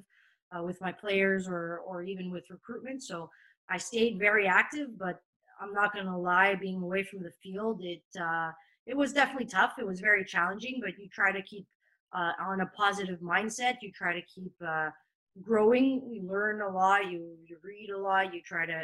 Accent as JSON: {"language": "English", "town": "Montreal", "region": "Quebec", "country": "Canada", "tie": "born or raised there", "moved": "as an adult", "lives_now": "France", "said": "I come from Montreal, where there's a huge Italian and Portuguese community"}